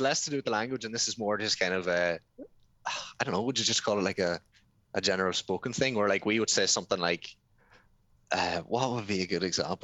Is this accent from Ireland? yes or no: yes; Ireland; also born or lived in Thailand; I come from Ireland.